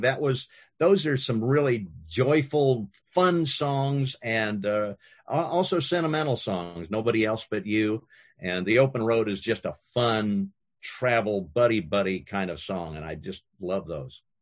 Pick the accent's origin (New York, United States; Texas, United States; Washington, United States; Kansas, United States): Kansas, United States; when I was growing up in Kansas